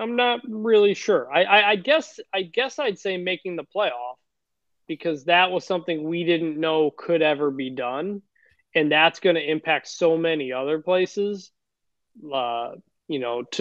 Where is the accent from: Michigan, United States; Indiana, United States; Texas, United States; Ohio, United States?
Michigan, United States; Detroit; I am from Detroit